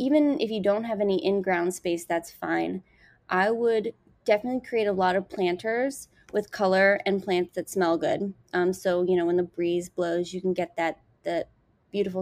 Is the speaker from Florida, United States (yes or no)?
no; Montgomery County, Maryland, United States; Growing up in Seneca Creek State Park in Montgomery County